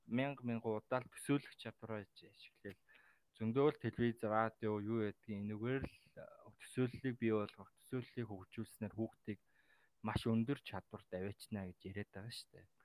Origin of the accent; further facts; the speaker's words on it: Mongolia; also born or lived in Taiwan; Би Монгол улсын иргэн те. Монгол улсад төрсэн газар их газрыг л мэднэ.